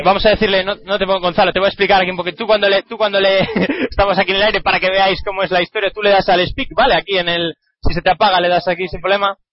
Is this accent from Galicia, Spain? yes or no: yes; Galicia, Spain; moved away; un grupo de mi tierra, un grupo gallego